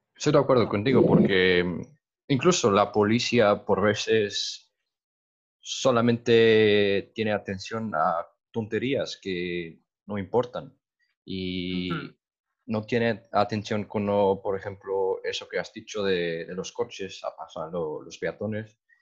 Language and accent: Spanish; Madeira, Portugal; Spanish is a second language; Yo soy de Madera